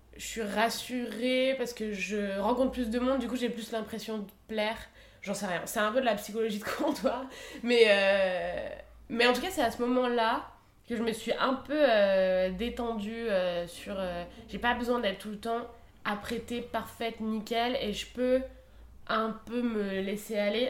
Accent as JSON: {"language": "French", "area": "Isère", "region": "Auvergne-Rhône-Alpes", "country": "France", "tie": "born or raised there", "said": "je viens d'Isère, donc on était tout le temps à la montagne"}